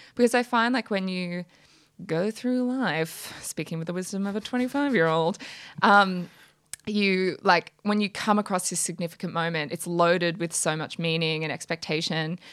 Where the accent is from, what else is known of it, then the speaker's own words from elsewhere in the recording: Brisbane, Queensland, Australia; moved away as an adult; now in Sydney, Australia; I'm from Brisbane originally